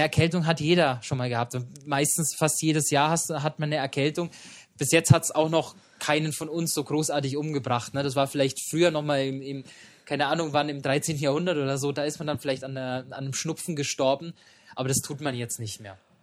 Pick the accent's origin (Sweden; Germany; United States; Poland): Germany; bei uns in Deutschland